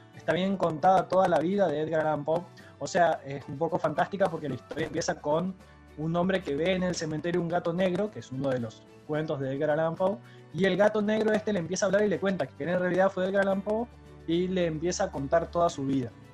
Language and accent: Spanish; Santa Fe, Argentina; No es lo mismo cómo voy a pronunciar una palabra yo como santafesino